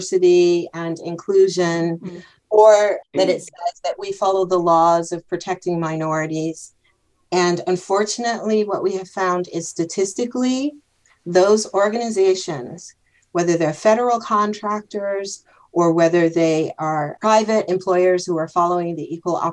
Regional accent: United States; accent: American; moved away as an adult; now in Germany; when I would travel back home to visit my mom in the States

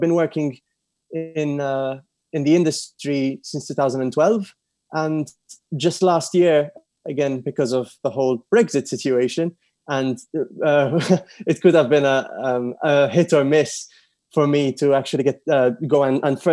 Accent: Malta; moved away as an adult; also born or lived in London, United Kingdom; I'm from Malta. I grew up with an Italian father and a Maltese mother. And I'm currently based both in London and in Malta

